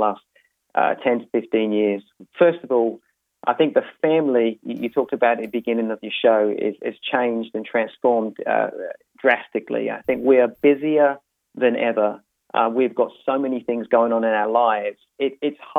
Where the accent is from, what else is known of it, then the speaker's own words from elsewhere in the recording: United Kingdom; moved away as an adult; So originally, I'm from the London area, just outside of London in England.